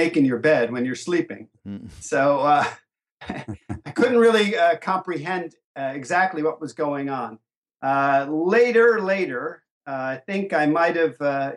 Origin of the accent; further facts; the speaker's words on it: Asbury Park, New Jersey, United States; Growing up in New Jersey and Asbury Park, New Jersey